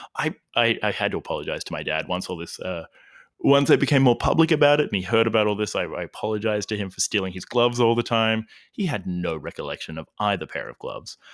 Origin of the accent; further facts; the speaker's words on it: Albury, New South Wales, Australia; now in Melbourne, Australia; I'm originally from Albury, Wodonga, Australia